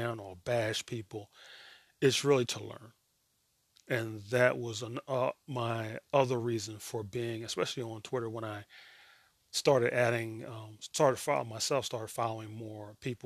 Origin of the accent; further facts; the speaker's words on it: United States; I'm American